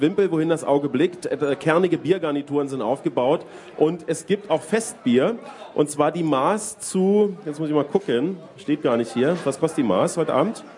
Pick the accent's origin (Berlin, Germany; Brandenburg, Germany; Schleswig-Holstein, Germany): Brandenburg, Germany; Eberswalde; in meiner Geburtsstadt Eberswalde